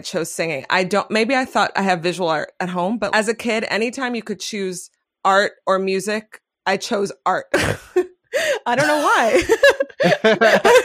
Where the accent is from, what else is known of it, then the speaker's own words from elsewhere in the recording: New York City, New York, United States; I grew up in Manhattan.